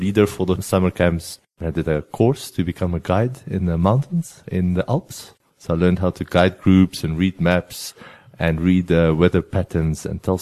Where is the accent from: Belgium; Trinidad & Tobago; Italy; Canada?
Belgium; near the French border, coastal town in Flanders; first language Flemish; English is a second language; moved away; I'm from Belgium originally, and I grew up in a little town at the coast in Belgium. Our coastline is about 60 kilometers, and I was on the side that borders France. I'm from the Flemish part in Belgium, so my home language is Flemish